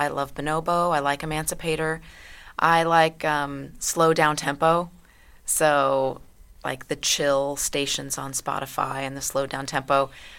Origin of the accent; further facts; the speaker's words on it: Commerce, Texas, United States; also born or lived in Lafayette, Louisiana; Yeah, I was born down south. My dad was down there at university. And then we moved to southeast Texas, where my dad was a professor at a small little college in Commerce.